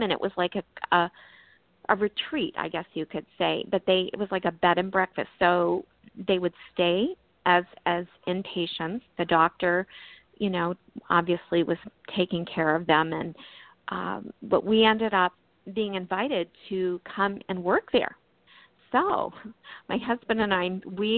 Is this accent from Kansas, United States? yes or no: no; Maryland, United States; also born or lived in California; now in Maine, United States; We were living actually in Maryland at the time. That's our home state. We did live in California for, I lived in California for 16 years, but we're originally from Maryland